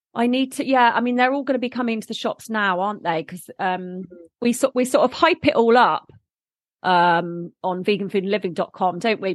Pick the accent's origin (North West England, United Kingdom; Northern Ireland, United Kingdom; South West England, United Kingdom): South West England, United Kingdom; Bournemouth; I was born in Bournemouth